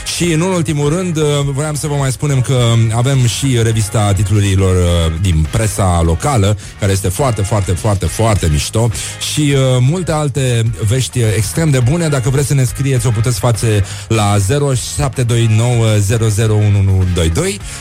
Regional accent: Brăila, Brăila County, Romania; eu sunt din Brăila, chiar din oraș

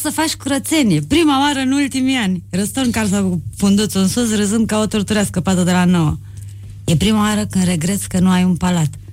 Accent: Suceava, Suceava County, Romania; m-am născut în Suceava.

